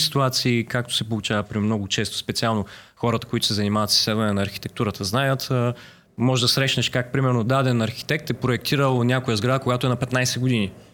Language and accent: Bulgarian; Varna, Varna Province, Bulgaria; now in Sofia, Bulgaria; аз съм от Варна, разбира се, защото това е моят първи дом, е, София ми е вторият дом